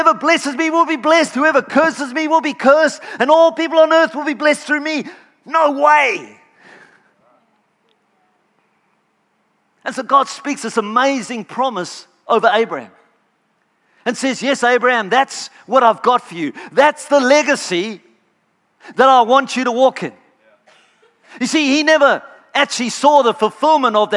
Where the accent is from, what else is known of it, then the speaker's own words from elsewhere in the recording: Canberra, Australian Capital Territory, Australia; I come from Canberra.